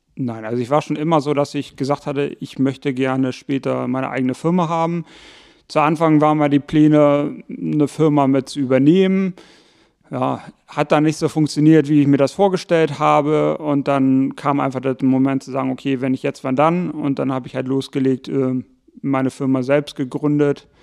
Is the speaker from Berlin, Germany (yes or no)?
no; Hamburg, Germany; moved away; also born or lived in Buchholz in der Nordheide, Lower Saxony; geboren in Hamburg, aufgewachsen dann Teil in Hamburg-Bramfeld. Irgendwann ging es dann mit der Familie nach Buchholz in der Nordheide